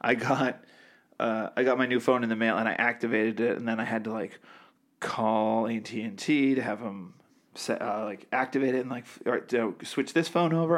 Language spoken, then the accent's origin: English; half hour north of Boston, Massachusetts, United States; I grew up in the sticks